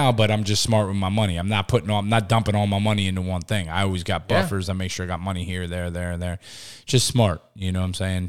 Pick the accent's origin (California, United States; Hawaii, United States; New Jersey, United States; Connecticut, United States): New Jersey, United States; I'm from Jersey.